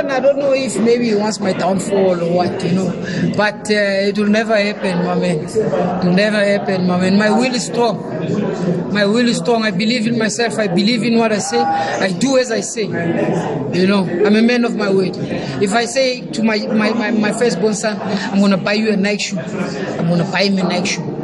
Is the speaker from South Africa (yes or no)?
yes; Gauteng, South Africa; My parents are born in Limpopo, but I was born in Gauteng. You know, I like to say I was born here. I'm from here.